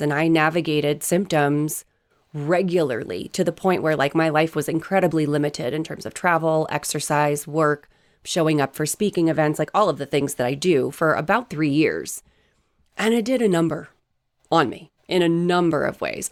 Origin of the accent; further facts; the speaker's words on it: East Coast, United States; I grew up on the East Coast. We are as direct as it gets.